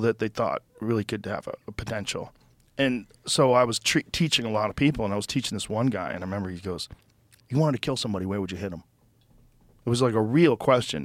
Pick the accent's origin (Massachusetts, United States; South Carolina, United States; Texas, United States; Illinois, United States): Massachusetts, United States; Newton; also born or lived in Boston; I grew up in Newton